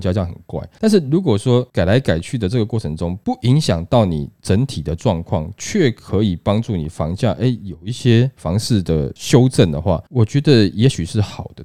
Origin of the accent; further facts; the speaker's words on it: Taiwan; 我们台湾人想出的这个步数哈